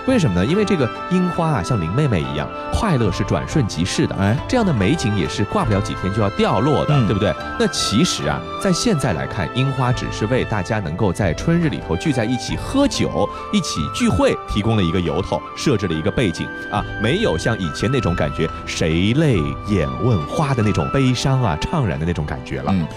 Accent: Shanghai, China; 看星空对我们上海人来说，确实是已经成了一种奢望了

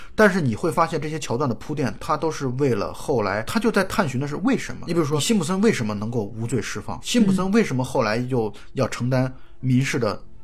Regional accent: China; 我们作为中国人

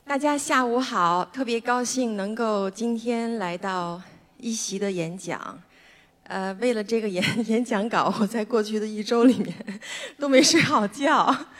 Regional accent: Beijing, China; 我出生在北京，妈妈是拉大提琴的

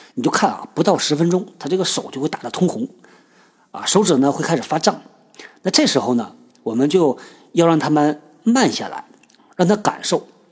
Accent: China; 我们中国人呢，就有这传统

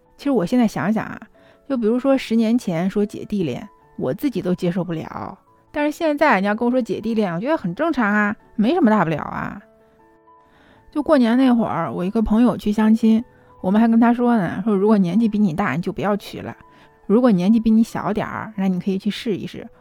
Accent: China; 我们中国人

